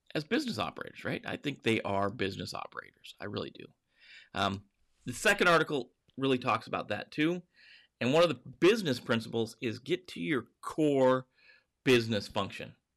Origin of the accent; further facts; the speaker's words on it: Montana, United States; I grew up in Montana